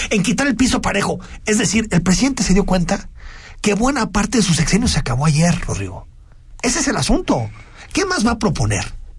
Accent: Guadalajara, Jalisco, Mexico; como tapatíos

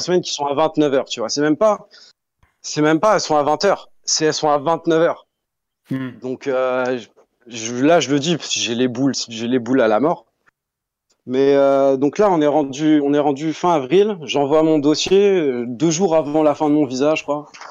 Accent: Tours, Centre-Val de Loire, France; moved away as an adult; also born or lived in Dubai; now in Canada; Je viens de Tours. Je viens de Tours en France.

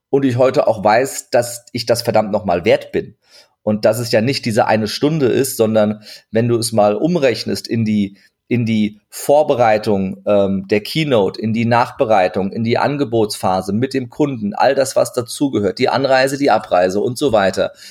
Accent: Turkey; zur Not sage ich immer, ich bin, ich bin, ich bin Türke, ich darf das.

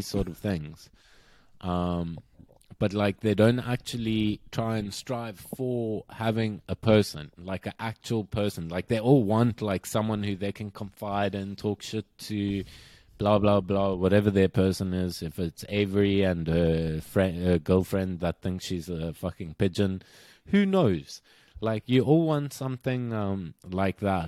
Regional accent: South Africa; moved away; I'm South African

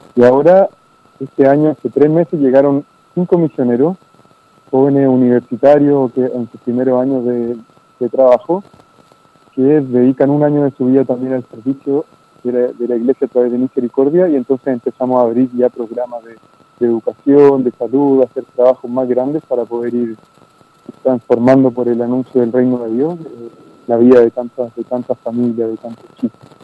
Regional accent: Chile; moved away as an adult; now in Argentina; Nosotros somos de Chile, los dos somos chilenos.

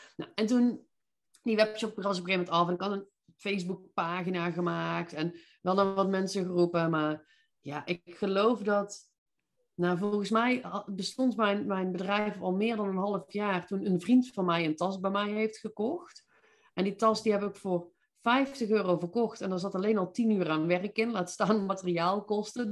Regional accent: Veldhoven, North Brabant, Netherlands; accent: Brabant; moved away as an adult; also born or lived in Eindhoven; now in Nijmegen, Netherlands; Zoals je misschien kunt horen, kom ik hier origineel niet vandaan, maar van iets zuidelijker. Ik ben eh, ja, echt een Brabantse. Ik kom uit Veldhoven bij Eindhoven.

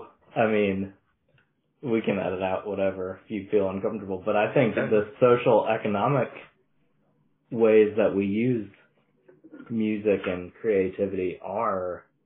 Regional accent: Wisconsin, United States; I grew up in Wisconsin, you know, like, it's not a diverse place

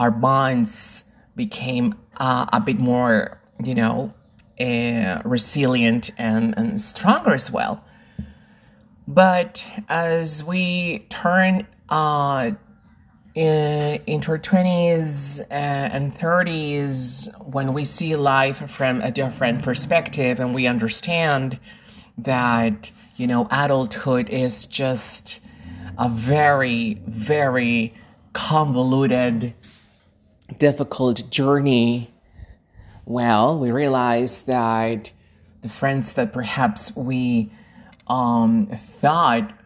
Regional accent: Lima, Peru; I am originally from Lima, Peru, in South America, and I teach people around the world.

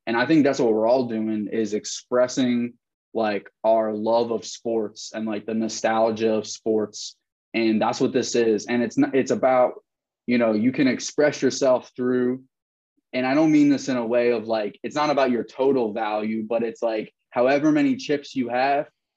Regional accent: Prospect Park, Pennsylvania, United States; moved away as an adult; also born or lived in Nashville, Tennessee; I'm from Prospect Park, which is like pretty much, you know, right off 95 near the airport, Southeast Delco.

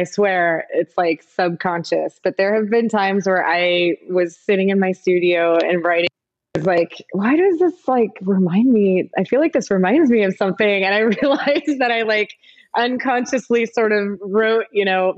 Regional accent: Midwest, United States; moved away; when I was growing up in the Midwest

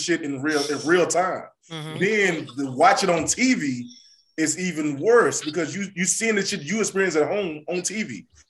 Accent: North Carolina, United States; I'm from North Carolina.

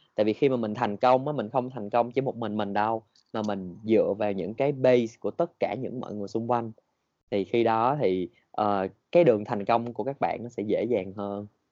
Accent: Vietnam; mình là người Việt Nam

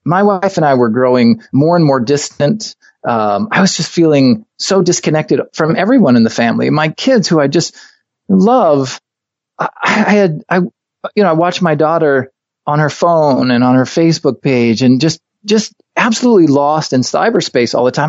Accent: Hooksett, New Hampshire, United States; moved away as an adult; also born or lived in Los Angeles / Maine; I was born, grew up in Hooksett, New Hampshire

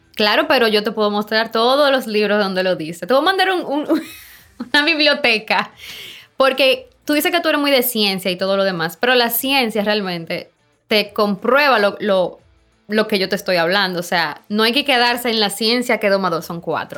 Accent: Samaná, Dominican Republic; yo soy de Samaná, mi familia es de Samaná

